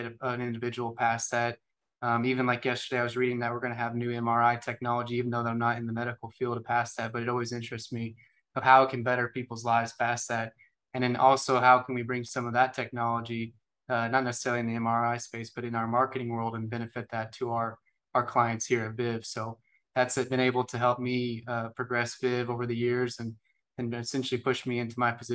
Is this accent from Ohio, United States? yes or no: no; Jasper, Indiana, United States; now in Evansville, United States; I grew up in Jasper, Indiana, went to Jasper High School